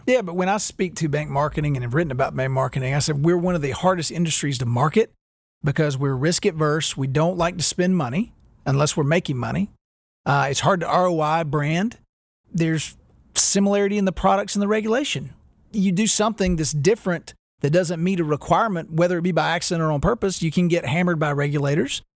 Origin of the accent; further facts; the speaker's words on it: Winston-Salem, North Carolina, United States; growing up in Winston Salem, North Carolina, we had a, a Champion Haynes outlet